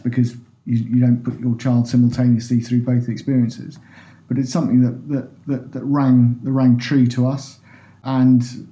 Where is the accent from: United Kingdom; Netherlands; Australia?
United Kingdom; Lincolnshire, East Midlands; moved away as an adult; also born or lived in Kent / London; now in Bristol, United Kingdom; I was born in Kent and grew up in Lincolnshire